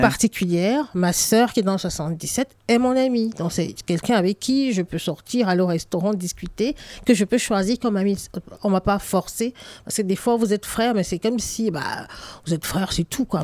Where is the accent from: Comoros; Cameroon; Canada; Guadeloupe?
Cameroon; Littoral; moved away as an adult; now in France; j'ai grandi au Cameroun, je suis arrivée en France adulte